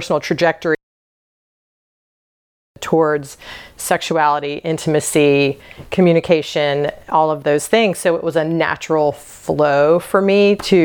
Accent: the South, United States; So I was born and raised in the South.

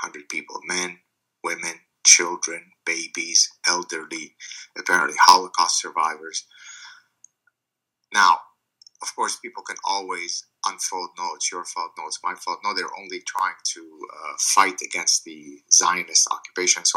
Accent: Lebanon; first language Arabic; English is a second language; moved away; I'm Lebanese Jewish. I didn't have a good childhood growing up in Lebanon

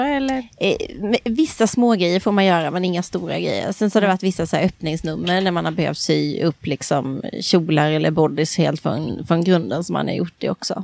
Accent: Växjö, Kronoberg County, Sweden; Det var min bästa kompis mamma var dansinstruktör i en klubb hemma i Växjö

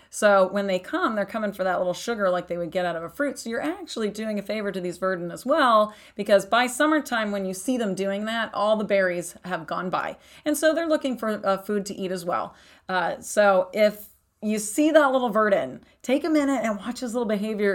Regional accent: Texas, United States; also born or lived in East Coast; now in Arizona, United States; I grew up in Texas, and then I've lived on the East Coast

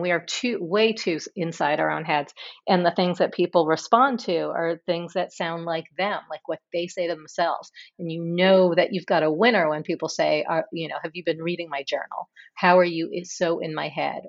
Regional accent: New York City, New York, United States; born or raised there

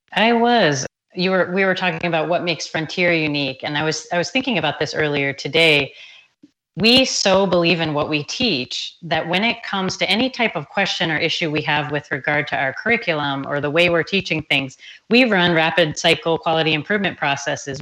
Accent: Anne Arundel County, Maryland, United States; born or raised there; moved away as an adult; now in Tucson, United States

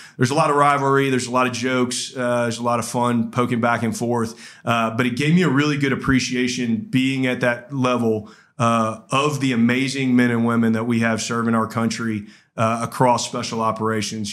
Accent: Georgia, United States; I grew up in Georgia

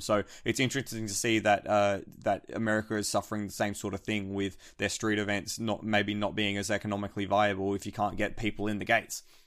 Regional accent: Australia; as an Australian

